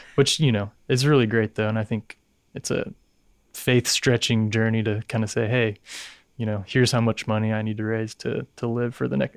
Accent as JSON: {"language": "English", "town": "Dallas", "region": "Texas", "country": "United States", "tie": "born or raised there", "said": "born and raised in Dallas"}